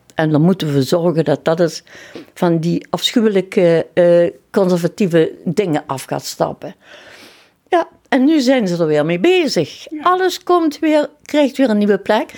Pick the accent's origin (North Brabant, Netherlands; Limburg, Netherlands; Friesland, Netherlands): Limburg, Netherlands; Kerkrade; also born or lived in Heerlen; Ik ben geboren in Kerkrade